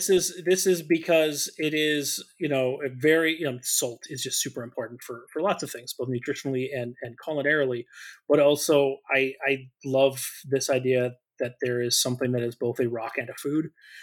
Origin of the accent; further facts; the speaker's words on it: Minnesota, United States; I put ketchup in it because I'm a Minnesotan.